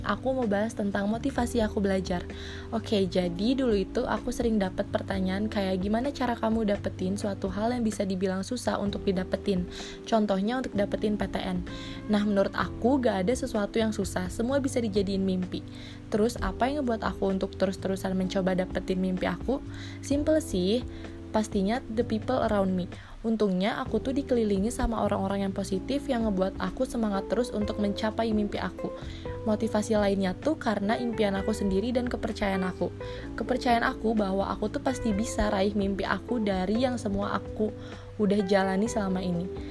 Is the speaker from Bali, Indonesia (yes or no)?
no; Bandung, West Java, Indonesia; asal aku dari Bandung